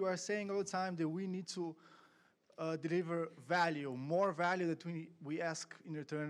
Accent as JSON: {"language": "English", "country": "Slovenia", "said": "I'm from Slovenia."}